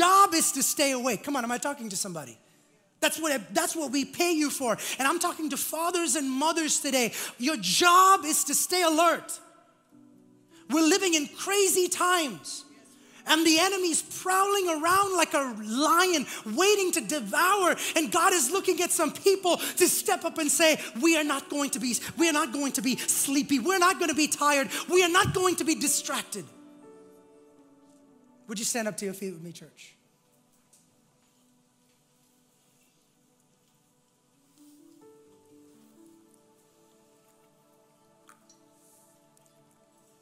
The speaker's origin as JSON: {"language": "English", "country": "India", "tie": "born or raised there", "moved": "yes", "said": "I was growing up in India"}